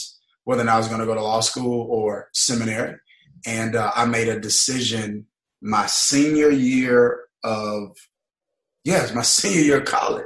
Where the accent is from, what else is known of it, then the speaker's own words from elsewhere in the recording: Mississippi, United States; Born and raised in Mississippi. Many people don't know that. Grew up in a small town in Mississippi.